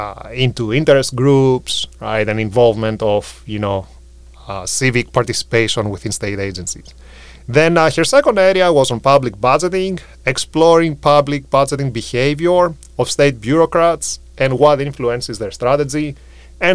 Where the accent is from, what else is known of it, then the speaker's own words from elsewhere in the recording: Greece; moved away as an adult; now in United States; I'm from Greece